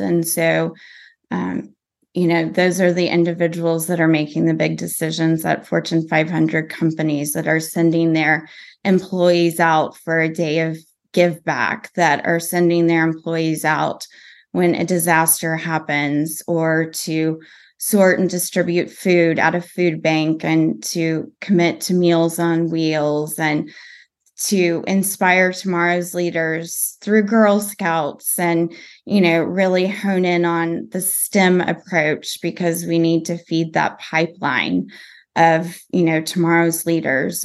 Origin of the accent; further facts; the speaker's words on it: Texas, United States; growing up in Texas